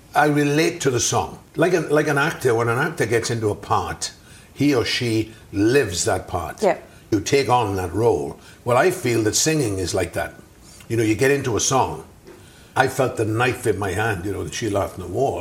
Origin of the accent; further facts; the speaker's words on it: South Wales, United Kingdom; I grew up in South Wales